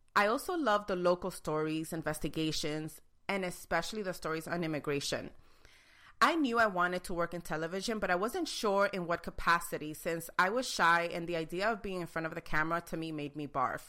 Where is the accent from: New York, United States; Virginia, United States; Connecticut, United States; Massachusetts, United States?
New York, United States; New York City; I was born and raised in New York City, Queens, to be exact.